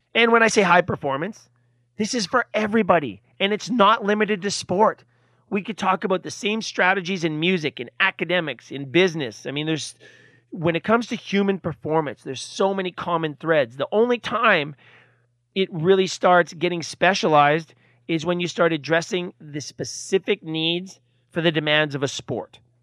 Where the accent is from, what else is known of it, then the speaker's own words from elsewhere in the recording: Canada; I'm from Canada